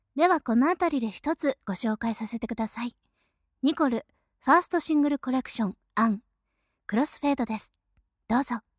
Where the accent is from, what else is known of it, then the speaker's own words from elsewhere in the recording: Aichi, Japan; 愛知県出身